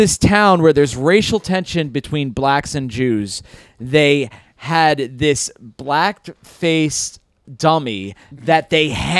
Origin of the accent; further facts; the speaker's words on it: Hudson Valley, New York, United States; So I'm from the Hudson Valley.